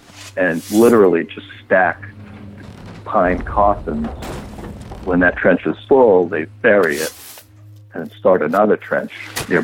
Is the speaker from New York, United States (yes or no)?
yes; New York City, New York, United States; Born and raised on City Island, which is part of the Bronx